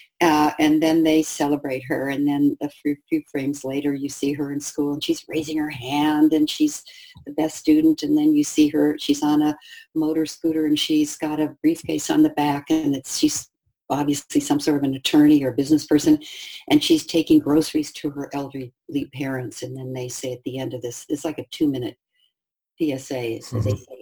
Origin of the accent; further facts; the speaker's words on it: United States; I was white and I was from the United States